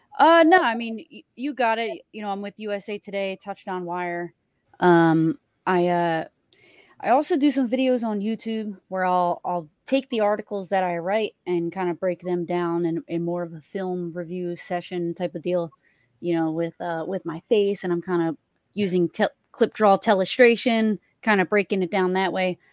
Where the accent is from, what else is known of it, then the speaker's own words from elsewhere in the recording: Philadelphia, Pennsylvania, United States; I grew up in Philly